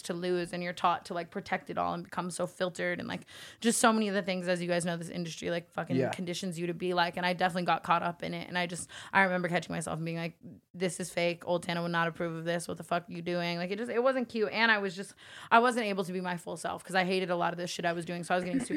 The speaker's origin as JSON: {"language": "English", "town": "Las Vegas", "region": "Nevada", "country": "United States", "moved": "yes", "said": "I came from Vegas"}